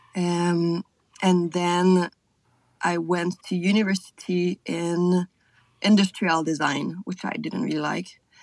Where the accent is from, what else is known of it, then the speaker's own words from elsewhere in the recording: South Shore of Montreal, Quebec, Canada; first language French; English is a second language; moved away as an adult; also born or lived in France / Scotland; now in New Zealand; I'm from the South Shore, so like I mean, I just take the bridge and I'm in Montreal, but it's like the Montreal region